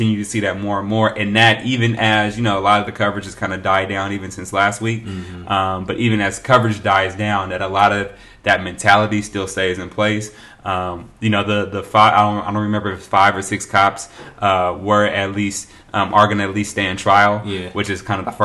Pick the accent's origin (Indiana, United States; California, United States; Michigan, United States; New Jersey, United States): California, United States; Oakland; I'm from Oakland